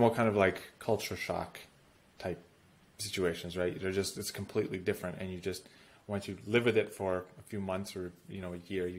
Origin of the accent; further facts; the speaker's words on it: United States; moved away as an adult; also born or lived in Russia; As an American